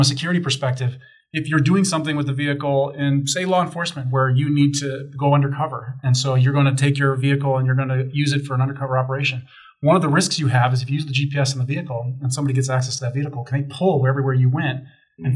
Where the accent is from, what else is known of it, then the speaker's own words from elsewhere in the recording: Chicago, Illinois, United States; I grew up in Chicago